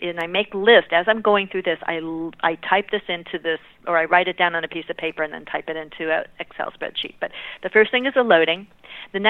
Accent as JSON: {"language": "English", "region": "California", "country": "United States", "said": "I'm from California"}